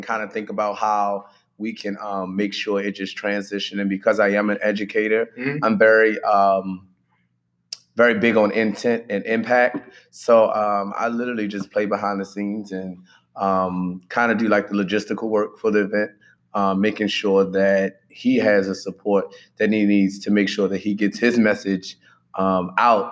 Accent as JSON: {"language": "English", "town": "Baltimore", "region": "Maryland", "country": "United States", "tie": "born or raised there", "said": "I'm raised Baltimore, West Side certified. yeah, I came up through the Baltimore City school system"}